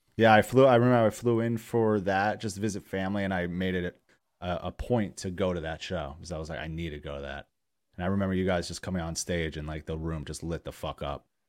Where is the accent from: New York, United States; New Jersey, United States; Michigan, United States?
New York, United States; Poughkeepsie; where I grew up in Poughkeepsie, New York